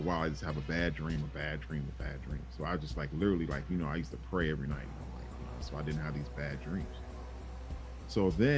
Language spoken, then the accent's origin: English; Chicago Heights, Illinois, United States; when I was a kid, growing up in Chicago Heights